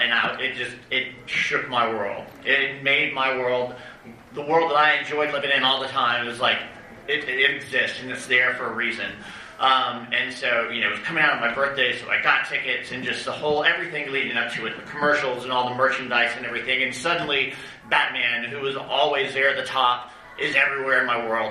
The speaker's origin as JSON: {"language": "English", "town": "Decatur", "region": "Georgia", "country": "United States", "said": "I'm from Decatur, Georgia"}